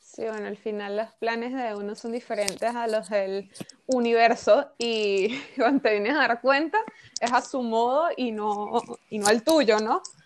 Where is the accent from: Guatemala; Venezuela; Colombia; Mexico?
Venezuela; moved away; siendo venezolana y habiendo estado allí, habiendo vivido allí